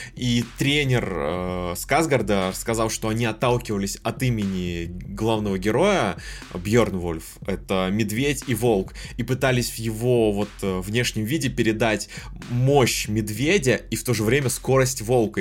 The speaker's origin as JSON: {"language": "Russian", "region": "Kamchatka Krai", "country": "Russia", "said": "я с Камчатки"}